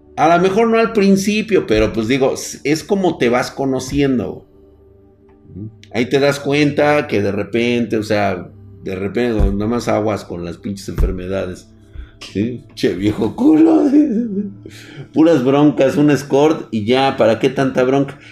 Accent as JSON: {"language": "Spanish", "country": "Mexico", "said": "quedarme aquí en mi tierra"}